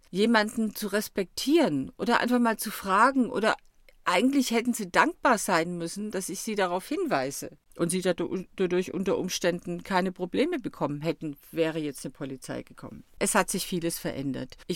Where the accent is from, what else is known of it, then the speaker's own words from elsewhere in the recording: Stuttgart, Baden-Württemberg, Germany; born there; Also übrigens, ich bin hier in Süddeutschland geboren, also hier gerade um die Ecke in Stuttgart.